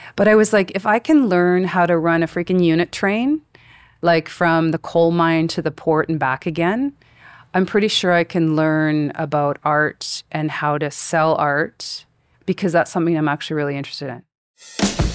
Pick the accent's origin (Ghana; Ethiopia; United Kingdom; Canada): Canada; Vernon, British Columbia; moved away as an adult; also born or lived in Japan; now in Calgary, Canada; I was born in Vernon, B C, and my parents have been in the same house for fifty-four years